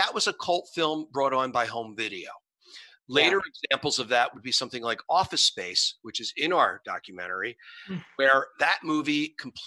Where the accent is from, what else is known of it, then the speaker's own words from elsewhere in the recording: Philadelphia, Pennsylvania, United States; moved away; growing up in Philadelphia